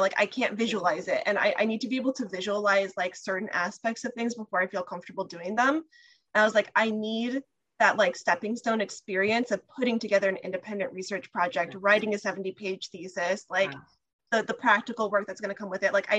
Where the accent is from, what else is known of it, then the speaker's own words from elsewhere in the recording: California, United States; I'm from California.